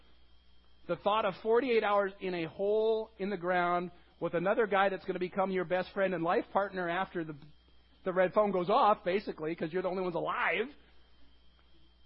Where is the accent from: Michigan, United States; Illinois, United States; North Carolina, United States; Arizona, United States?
Michigan, United States; Bay City; moved away; also born or lived in San Diego, California; I grew up in a small town called Bay City, Michigan